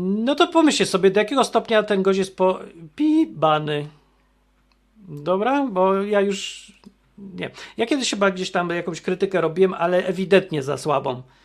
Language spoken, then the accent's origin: Polish; Poland; ja się urodziłem w Polsce